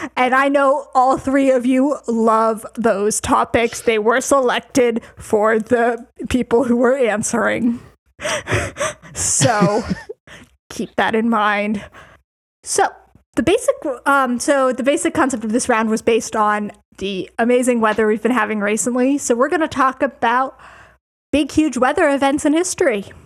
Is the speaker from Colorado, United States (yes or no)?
yes; Colorado, United States; now in Chicago, United States; I'm from Colorado, and that's not an amount of snow I see usually